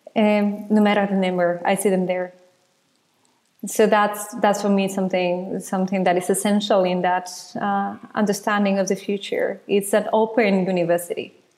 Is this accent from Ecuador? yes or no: yes; Ecuador; now in Netherlands; I was born in Ecuador